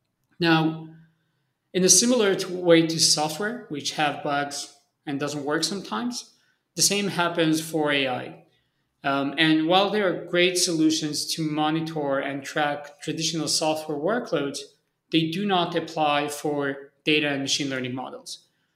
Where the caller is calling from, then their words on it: Tel Aviv, Tel Aviv District, Israel; So I'm usually traveling, but I'm based in Tel Aviv, Israel. So I'm currently joining from Tel Aviv.